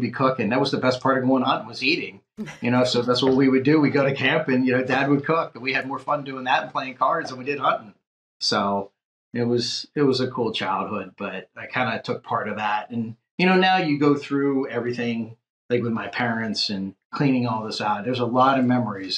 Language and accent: English; Rochester, Pennsylvania, United States; moved away as an adult; also born or lived in Lexington, Kentucky; I came from Beaver County, Rochester, Pennsylvania. We had steel mills and we had football